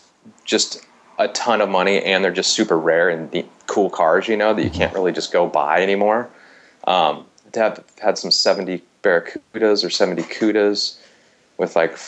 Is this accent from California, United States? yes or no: yes; Watsonville, California, United States; I grew up in Watsonville, which is a little south of Santa Cruz